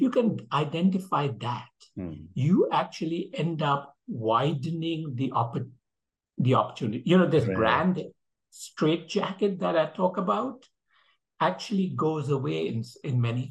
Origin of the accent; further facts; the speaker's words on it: India; moved away; I'm originally from India